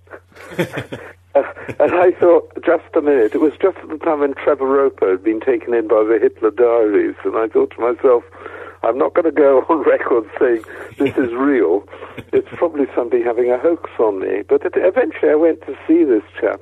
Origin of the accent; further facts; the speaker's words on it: Wales, United Kingdom; moved away as an adult; I come from Wales